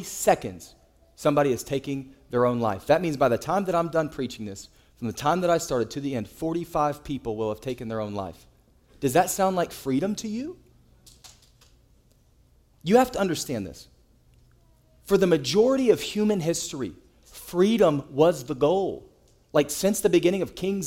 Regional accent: United States; we as American citizens

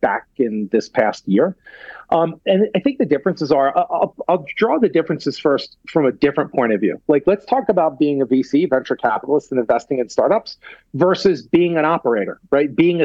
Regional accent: United States; I'm from the United States

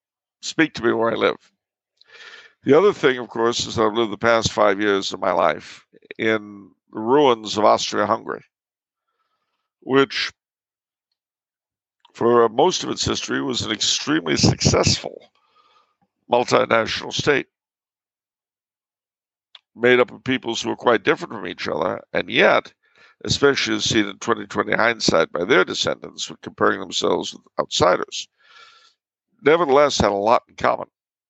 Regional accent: New York, United States; born there; now in Los Angeles, United States; Plus, if that isn't bad enough, I was born in New York. It'll always feel more like home. I've lived most of my life in Los Angeles

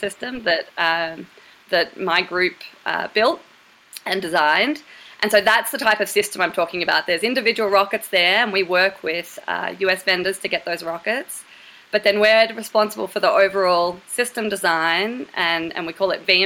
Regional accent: Torquay, Victoria, Australia; moved away as an adult; I grew up in Torquay, Australia

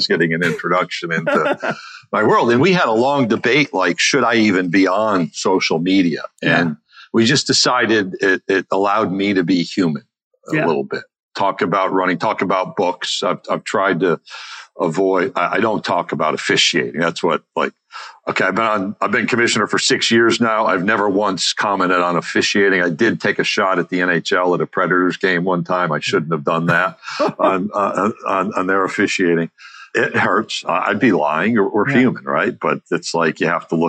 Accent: Skaneateles, New York, United States; I grew up outside Syracuse, New York, little town called Skaney Atlas on a lake

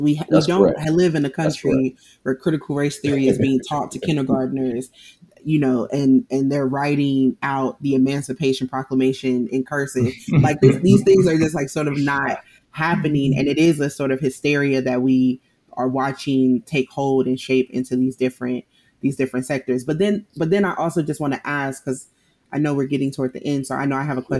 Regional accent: St. Louis, Missouri, United States; I'm so from St. Louis

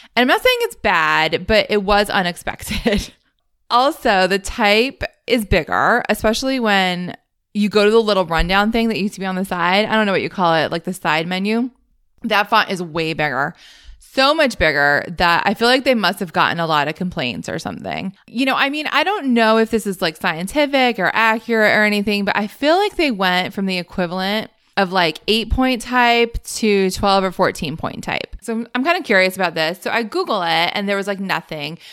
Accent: Northeast, United States; I grew up in the Northeast, which I think must go back to school later than anyone else.

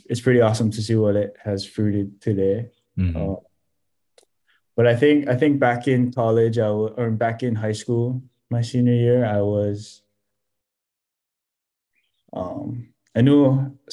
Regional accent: Hawaii, United States; really represent myself as a Hawaiian

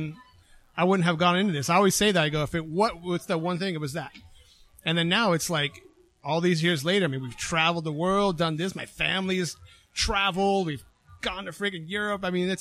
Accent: Palm Springs, California, United States; also born or lived in San Diego; Palm Springs, California. Went to Palm Springs High.

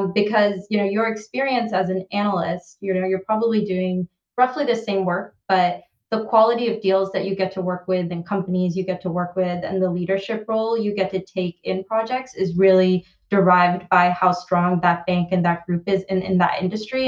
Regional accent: Bay Area, California, United States; moved away as an adult; now in London, United Kingdom; I grew up in the Bay Area

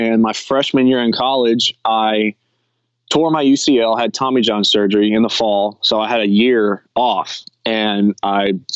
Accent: Houston, Texas, United States; I'm from Houston

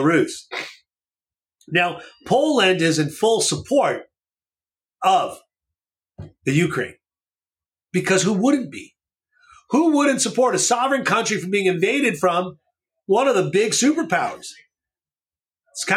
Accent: Canada; moved away; In Canada, I grew up there. So I'm actually Canadian in most senses

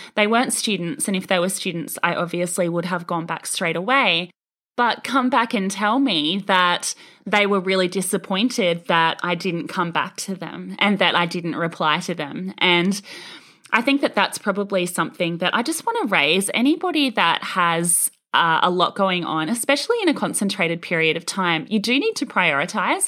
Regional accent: Australia; as an Australian

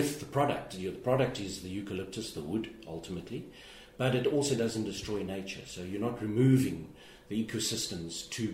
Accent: South Africa; moved away; my home country of South Africa

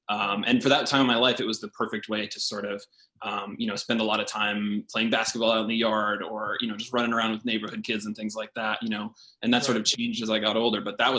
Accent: Knoxville, Tennessee, United States; So I would say home for me is in East Tennessee. So Knoxville, Tennessee, in the Smoky Mountains kind of area. I grew up there from about middle school, seventh grade, through undergraduate college

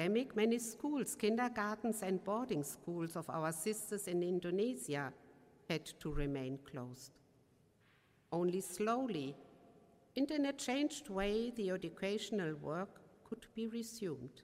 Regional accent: Germany; accent: German; English is a second language; my German accent

